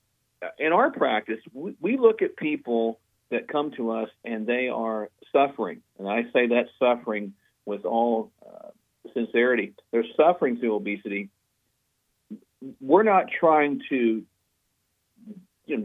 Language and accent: English; Oklahoma, United States; my home state of Oklahoma